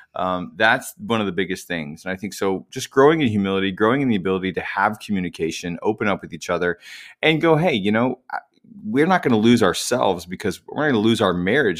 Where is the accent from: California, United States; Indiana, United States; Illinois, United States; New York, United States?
Indiana, United States; now in Nashville, United States; I'm from Indiana originally, from the cornfields